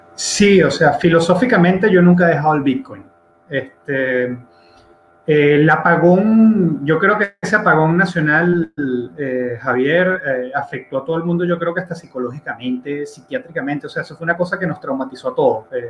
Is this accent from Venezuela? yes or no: yes; Venezuela; yo soy un venezolano de 34 años